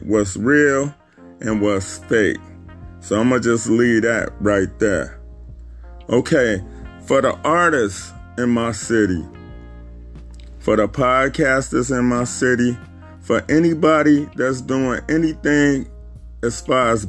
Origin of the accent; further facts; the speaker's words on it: Chicago, Illinois, United States; I'm from Chicago